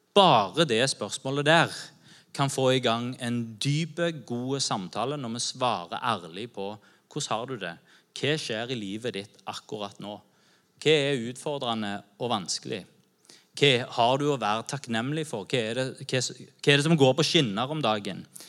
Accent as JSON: {"language": "Norwegian", "country": "Norway", "said": "vi som nordmenn"}